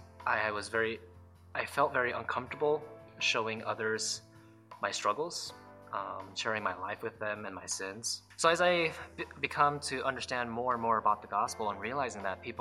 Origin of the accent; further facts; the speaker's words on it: Reno, Nevada, United States; moved away as an adult; also born or lived in South Korea / Las Vegas, Nevada; I grew up in mostly Reno, Nevada, but I was born in South Korea